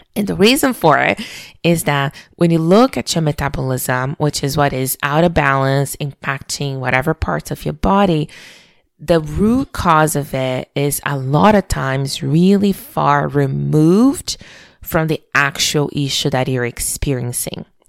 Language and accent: English; Brazil; moved away as an adult; being born and raised in Brazil